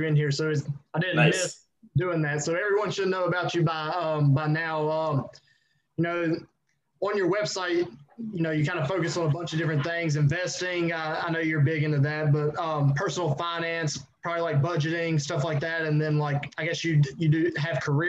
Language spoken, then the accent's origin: English; Virginia, United States; I'm from Virginia